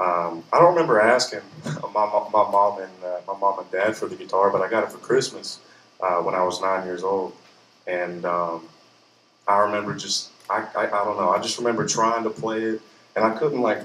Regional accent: Harrodsburg, Kentucky, United States; grew up there, went to elementary school there, went to middle school there

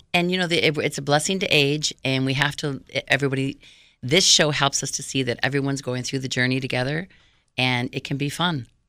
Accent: Waukegan, Illinois, United States; I was born in Waukegan, Illinois

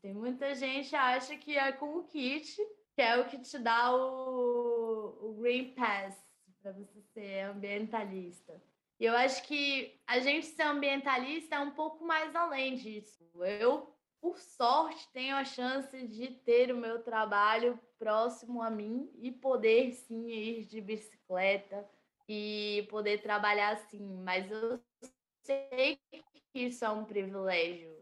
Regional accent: Brasília, Federal District, Brazil; Eu vivo e nasci em Brasília.

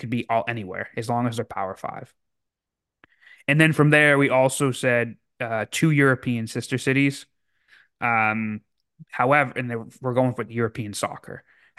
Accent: Canada

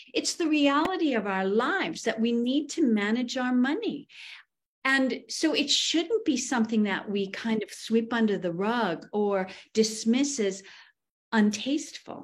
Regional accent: New England, United States; where I grew up in New England, money is kind of considered crass

